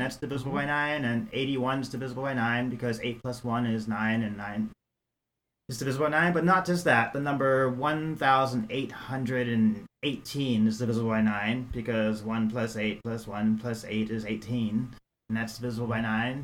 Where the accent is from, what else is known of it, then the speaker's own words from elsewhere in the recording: New York City, New York, United States; also born or lived in San Francisco / Sonoma County / Iowa; now in Eau Claire, United States; I was born and raised in New York City